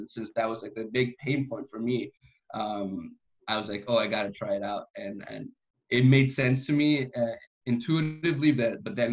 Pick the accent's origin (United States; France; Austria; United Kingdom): Austria; first language German; English is a second language; I'm in Austria. I grew up here, and so German is my first language.